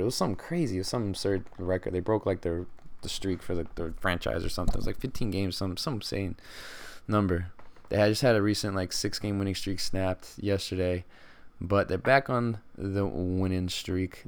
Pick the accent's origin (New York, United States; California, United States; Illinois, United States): California, United States; Stockton; I'm from Stockton